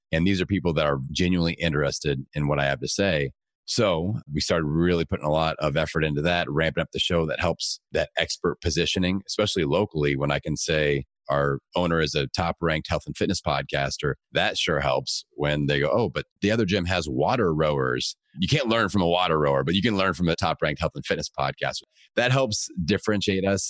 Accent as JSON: {"language": "English", "town": "Bloomington", "region": "Indiana", "country": "United States", "tie": "born or raised there", "said": "my hometown"}